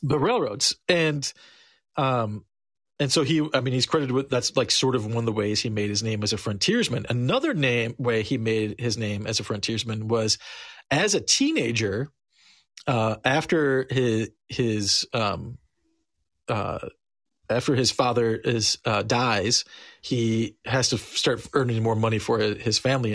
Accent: Illinois, United States; we're from Illinois

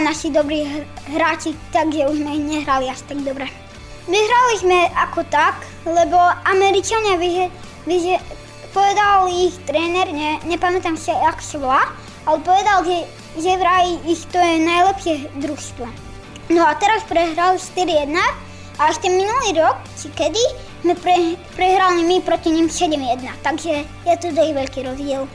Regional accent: Slovakia; som tiež Slovák

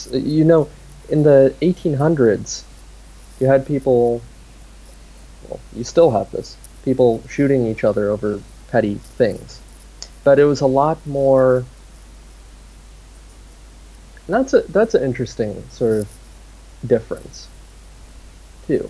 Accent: United States; as an American

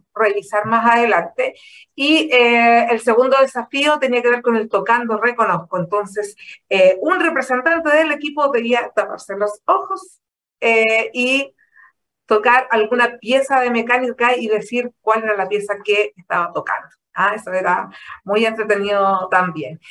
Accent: Chile; como chileno

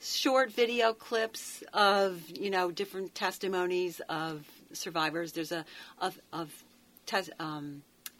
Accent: Rochester, New York, United States; moved away; I was born in Rochester, New York.

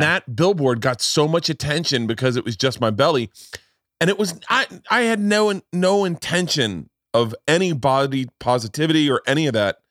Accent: Florida, United States; when I was a kid growing up in Florida

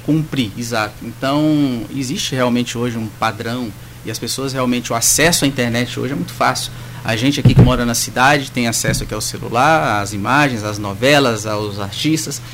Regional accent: Imperatriz, Maranhão, Brazil; also born or lived in Belo Horizonte, Minas Gerais; Eu nasci em Imperatriz, eu sou maranhense

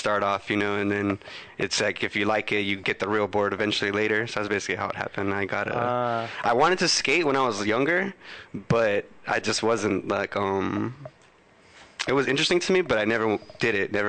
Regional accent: Huntington Park, California, United States; I was born in Huntington Park, California.

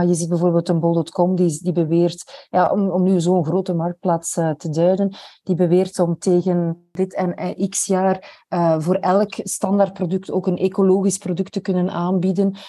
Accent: Belgium; als Belg

